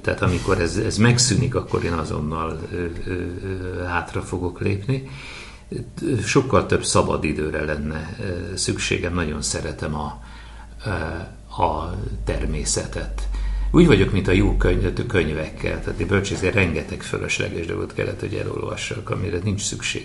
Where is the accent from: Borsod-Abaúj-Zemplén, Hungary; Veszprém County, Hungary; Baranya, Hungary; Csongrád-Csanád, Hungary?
Veszprém County, Hungary; Veszprém; mégiscsak a szülővárosom és a színházunk székhelye